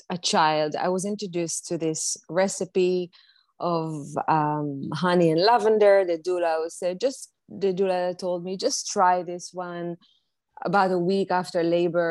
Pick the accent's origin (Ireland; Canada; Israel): Israel; now in New York City, United States; I currently live in New York City. I was born and raised in Israel